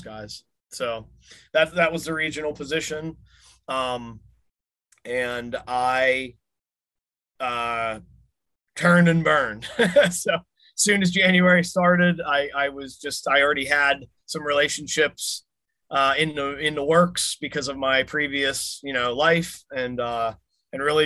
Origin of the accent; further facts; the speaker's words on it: Pittsburgh, Pennsylvania, United States; It's my hometown airport